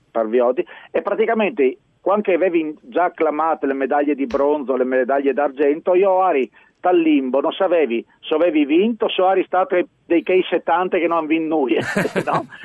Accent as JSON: {"language": "Italian", "region": "Lombardy", "country": "Italy", "said": "Allora, io Lombardo."}